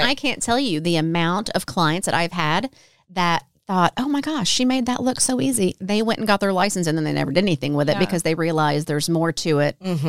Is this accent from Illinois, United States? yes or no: yes; Southern Illinois, United States; moved away as an adult; now in Nashville, United States; I'm from Illinois originally. Okay. Yeah, yeah. Born and raised in Southern Illinois. And then, like I said, I moved down here out of college